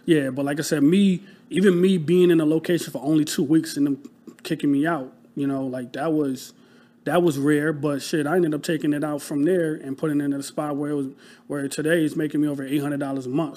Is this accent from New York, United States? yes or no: yes; Rochester, New York, United States; moved away as an adult; now in Philadelphia, United States; I'm from Rochester, New York. So upstate, um, New York, like a small city